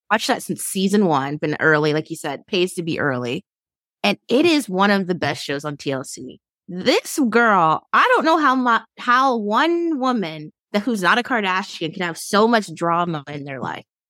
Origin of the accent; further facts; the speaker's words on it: Sacramento, California, United States; also born or lived in San Francisco; my hometown